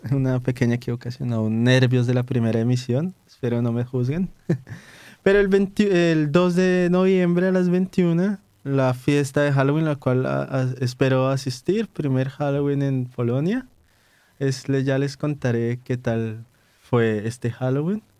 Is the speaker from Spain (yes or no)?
no; Colombia; now in Warsaw, Poland; los colombianos por sí mismos no conocemos tantas cuestiones de, Colombia